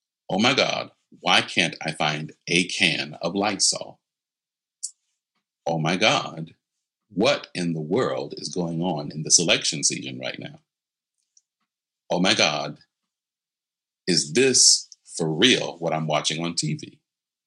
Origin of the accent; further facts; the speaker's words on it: United States; especially as Americans